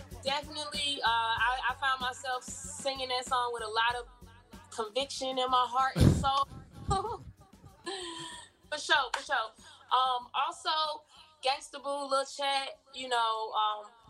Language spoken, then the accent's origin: English; Georgia, United States; also born or lived in Michigan; I was born in Michigan, but I've been living in Georgia since third grade